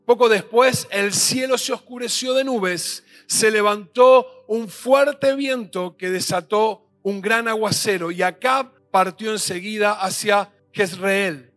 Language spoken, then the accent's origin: Spanish; Mendoza, Argentina; somos mendocinos